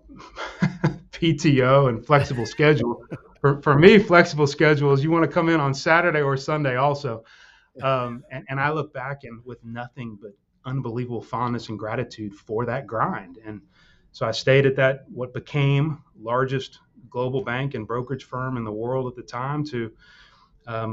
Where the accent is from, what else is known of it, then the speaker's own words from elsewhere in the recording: Houston, Texas, United States; also born or lived in Austin; I grew up in Houston